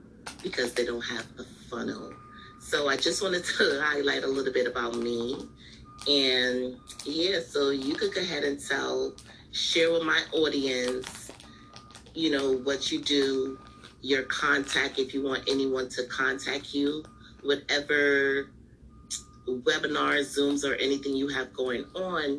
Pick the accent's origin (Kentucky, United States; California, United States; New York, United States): New York, United States; I'm from New York. I live in New York.